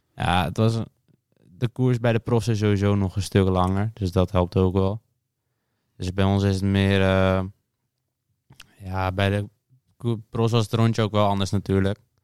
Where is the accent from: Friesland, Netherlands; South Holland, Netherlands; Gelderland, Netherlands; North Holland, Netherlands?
North Holland, Netherlands; Alkmaar; Ik kom uit Alkmaar en ik ben 16